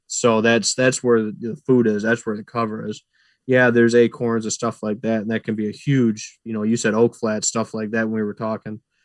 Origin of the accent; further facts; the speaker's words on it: Clyde, New York, United States; also born or lived in Clifton Springs, New York; I grew up in the Clyde Lyons area